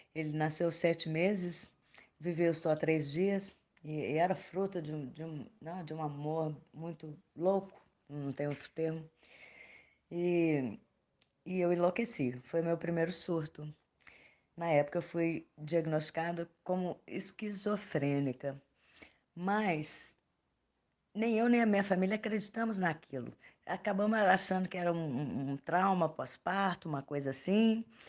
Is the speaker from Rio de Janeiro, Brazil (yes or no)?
no; Belo Horizonte, Minas Gerais, Brazil; nasci e vivo ainda em Belo Horizonte, Minas Gerais.